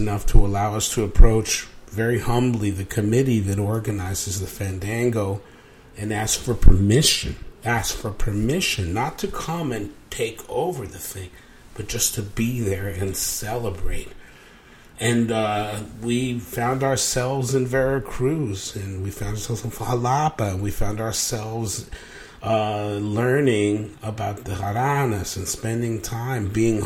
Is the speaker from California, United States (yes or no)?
no; New York, United States; also born or lived in Cuba / Mexico; I grew up in New York. I came from Cuba and Mexico